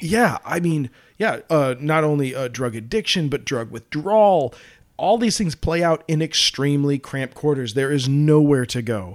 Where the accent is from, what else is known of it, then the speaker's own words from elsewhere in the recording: Colorado, United States; I'm from Colorado